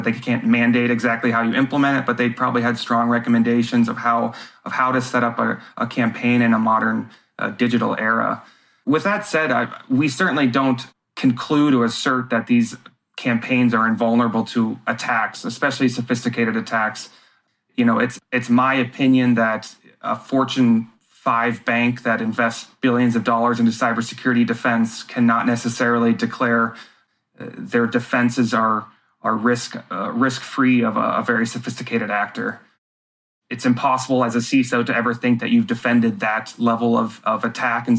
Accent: United States; being an American and a voter

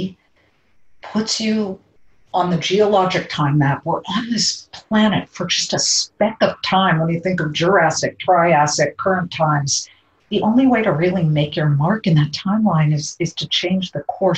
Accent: California, United States; moved away; my home state, my amazing home state

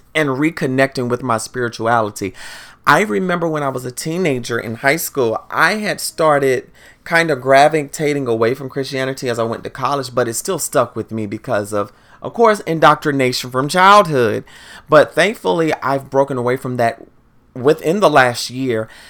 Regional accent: the South, United States; now in Washington, D.C. area, United States; growing up in the South, we also listen to Go-Go in the South

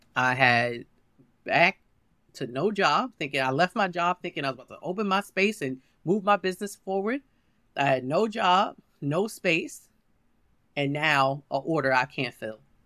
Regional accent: New York City, New York, United States; I'm from Harlem.

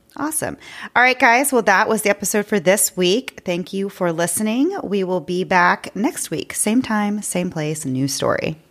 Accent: Houston, Texas, United States; we're from Houston, which is a huge city

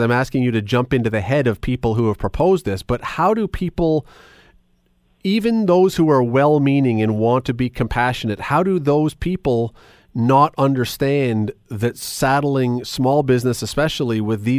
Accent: Toronto, Ontario, Canada; I grew up in Toronto.

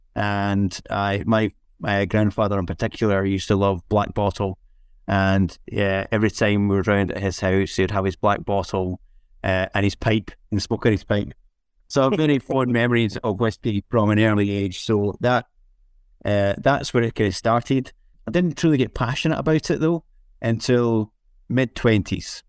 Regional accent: Scotland, United Kingdom; growing up in Scotland

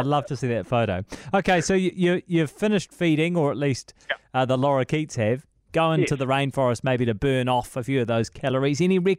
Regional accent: New Zealand; we're from New Zealand

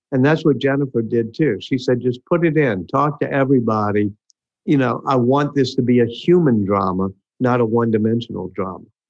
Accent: New Orleans, Louisiana, United States; I'm here in New Orleans now. My hometown, grew up right near where Louis Armstrong grew up in central city of New Orleans.

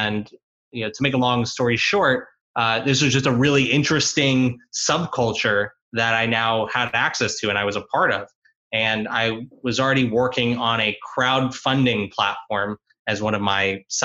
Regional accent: South Florida, United States; South Florida where I grew up

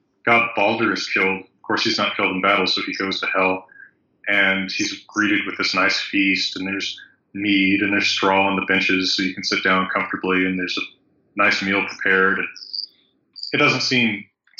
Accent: Wyoming, United States; moved away; I'm from Wyoming, and that's America's Iceland.

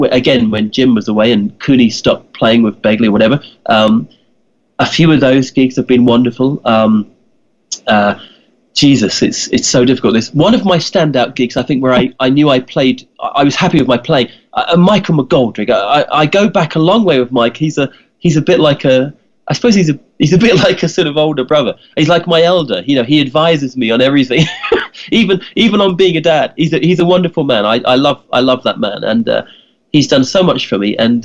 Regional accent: England, United Kingdom; when I was 10, I was growing up in England, and I had a poster of the … on my bedroom wall.

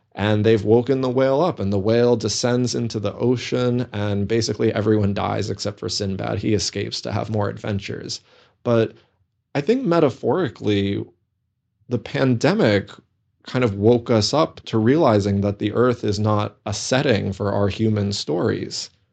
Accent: New England, United States; moved away; also born or lived in Minnesota; I grew up in New England, so I also have a deep affinity for the forests and the mountains

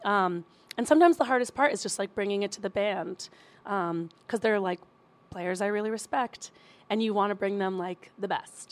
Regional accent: Princeton, New Jersey, United States; moved away as an adult; also born or lived in Bronx, New York; now in Queens, New York, United States; born in the Bronx, raised in Jersey, stay pretty close.

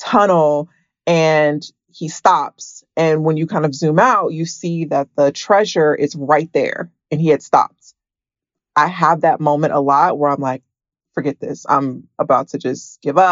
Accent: Atlanta, Georgia, United States; moved away as an adult; now in California, United States; I am from Atlanta

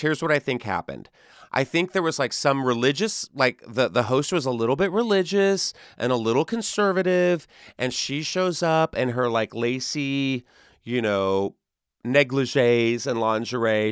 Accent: Texas, United States; Texas, my home state

